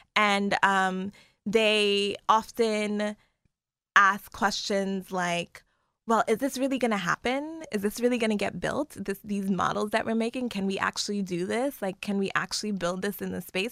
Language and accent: English; New York City, New York, United States; moved away; growing up in Brooklyn